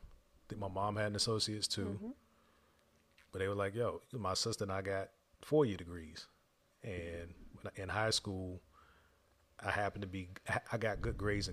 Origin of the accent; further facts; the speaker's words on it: Virginia, United States; moved away as an adult; also born or lived in Dubai; we're from the East Coast. Yeah. Both of us are from the East Coast. So my family, our every 5-year vacation, when we could take one time we drove from Virginia to Canada.